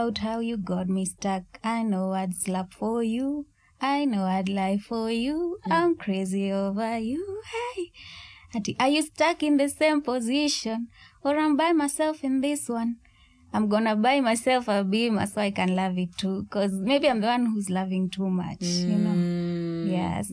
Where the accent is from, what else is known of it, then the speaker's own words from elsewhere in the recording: Eldoret, Uasin Gishu County, Kenya; also born or lived in Nairobi; we've lived in the same ghetto our whole lives.